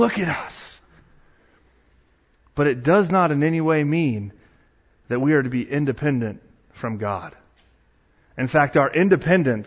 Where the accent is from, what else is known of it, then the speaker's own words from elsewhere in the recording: Arcata, California, United States; moved away; So I grew up in Arcata area in Bayside, went to Arcata Christian School, went there from age K through 8